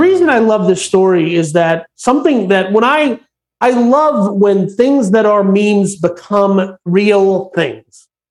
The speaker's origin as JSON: {"language": "English", "town": "St. Paul", "region": "Minnesota", "country": "United States", "tie": "born or raised there", "moved": "yes", "said": "my former hometown of Minneapolis. Uh, technically, I'm from St. Paul."}